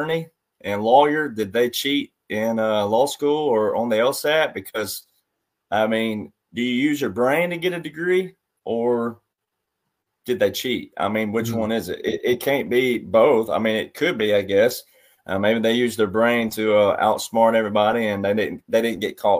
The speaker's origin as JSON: {"language": "English", "region": "the South", "country": "United States", "tie": "born or raised there", "also_born_or_lived": "Nashville, Tennessee", "said": "I grew up in the South"}